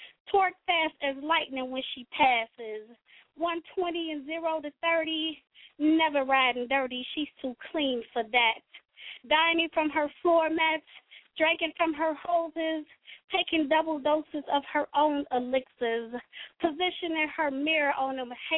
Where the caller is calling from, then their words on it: Cincinnati, Ohio, United States; y'all know I'm calling in from Nasty Natty. I don't know if I said that originally or not, but I'm calling in from Cincinnati, Ohio.